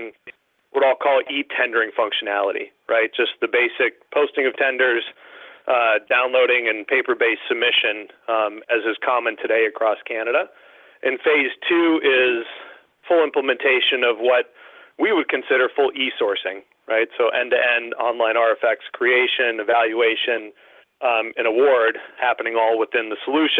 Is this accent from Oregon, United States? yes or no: no; Minnesota, United States; moved away as an adult; now in Needham, United States; I'm originally a Midwesterner from Minnesota